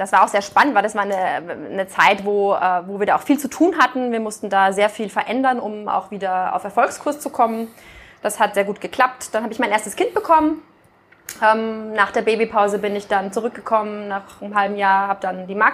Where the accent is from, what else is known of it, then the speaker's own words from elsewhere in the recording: Austria; moved away as an adult; also born or lived in France / Canada; now in Germany; ich bin jetzt keine gebürtige Norddeutsche, sondern ich kam aus Österreich. Ähm, bin da aufgewachsen, habe da studiert auf der WU